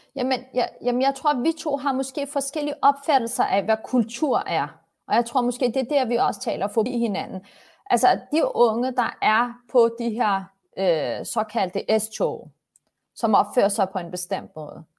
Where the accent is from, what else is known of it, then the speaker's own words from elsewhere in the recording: Copenhagen, Capital Region of Denmark, Denmark; Jeg er vokset op på Vesterbro